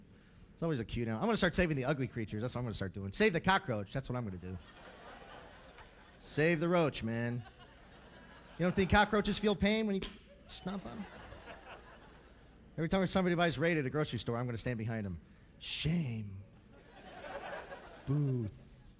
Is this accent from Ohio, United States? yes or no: yes; Cleveland, Ohio, United States; now in Los Angeles, United States; I'm originally from Cleveland, Ohio, and I don't like the weather right here in L.A. too much.